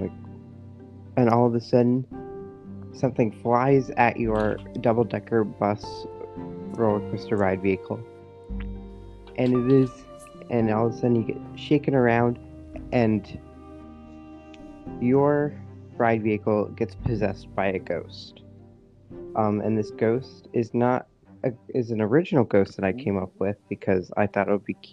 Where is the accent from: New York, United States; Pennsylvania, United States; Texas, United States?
New York, United States; I'm from New York, not from the city